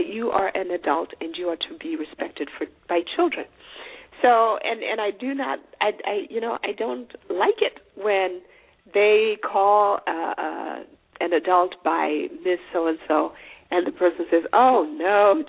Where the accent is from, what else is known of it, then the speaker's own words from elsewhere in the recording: Zimbabwe; I'm from Zimbabwe